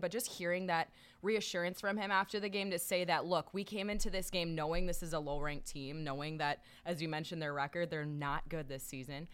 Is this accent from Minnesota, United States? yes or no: yes; Minnesota, United States; managing our rink where I grew up in Minnesota